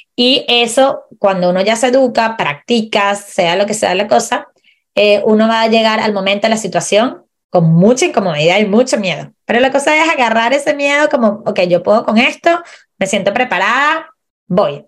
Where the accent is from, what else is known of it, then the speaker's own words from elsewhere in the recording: Venezuela; moved away as an adult; also born or lived in Chile; now in Puerto Varas, Chile; yo soy chilena venezolana. Migré a Chile hace siete años